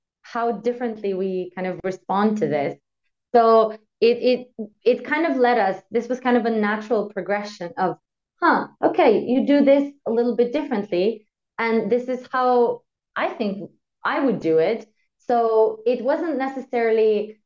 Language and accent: English; Slovenia; now in Austria; I am from Slovenia, but I live in Austria